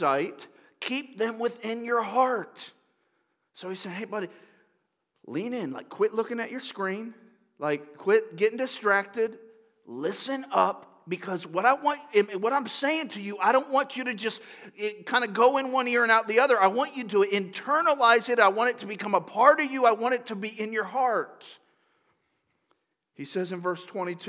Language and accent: English; Lakeland, Florida, United States; I grew up in Florida